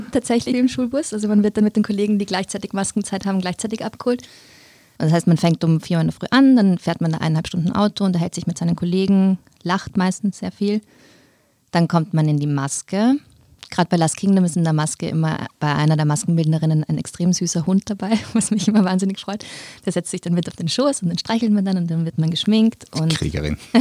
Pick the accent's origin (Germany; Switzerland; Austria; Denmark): Austria; Vienna; accent: Wiener Deutsch; Ich bin aber in Wien geboren und aufgewachsen